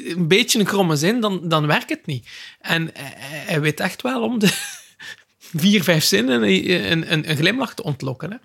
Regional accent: West Flanders, Belgium; ik ben zelf een West-Vlaming

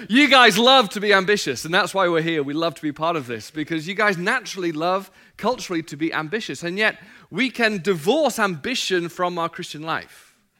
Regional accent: England, United Kingdom; now in United States; I'm not from America. My wife's Australian. I'm from England

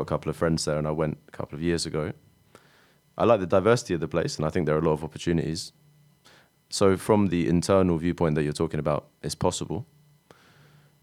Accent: London, United Kingdom; If I wasn't from London

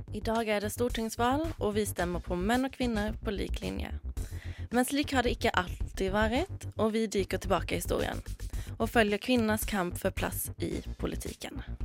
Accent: Sweden; now in Norway; Om dere har hørt det, så er jeg svensk.

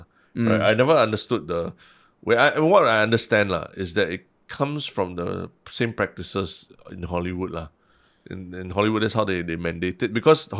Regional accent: Singapore; I'm from Singapore

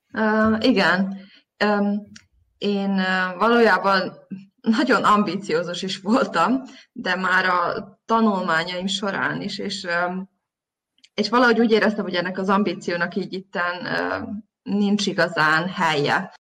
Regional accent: Zrenjanin, Vojvodina, Serbia; moved away as an adult; also born or lived in Novi Sad, Serbia; now in Berlin, Germany; Én Nagybecskereken születtem, és ott végeztem az általános iskolát, majd a gimnáziumot

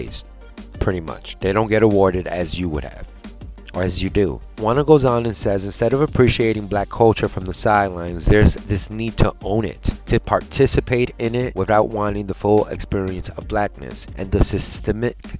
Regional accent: New York, United States; I am a New Yorker, I love my state, I love my hometown

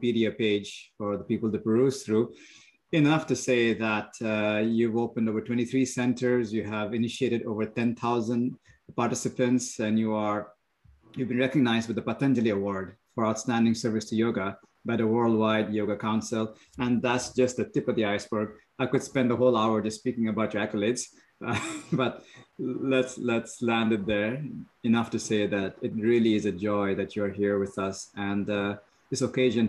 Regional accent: India; moved away; when I grew up in India, there was a lot of bhajan and kirtans

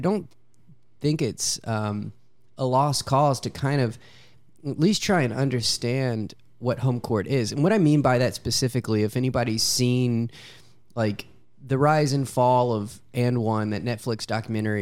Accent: Louisiana, United States; I'm from Louisiana

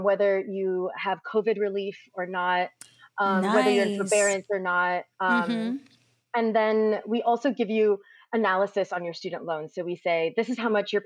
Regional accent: Hayward, California, United States; I grew up in Hayward, and growing up, my dad was a factory worker

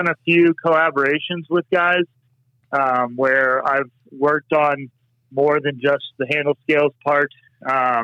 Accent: Southern California, United States; moved away; I grew up in Southern California.

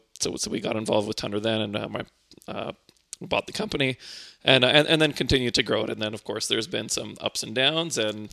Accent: Winnipeg, Manitoba, Canada; also born or lived in Poland; And then we ended up in Winnipeg, and that's where I spent most of my growing up life.

